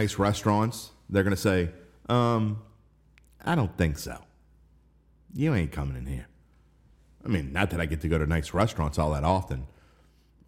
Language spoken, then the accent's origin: English; the West Bank, Louisiana, United States; I grew up in the West Bank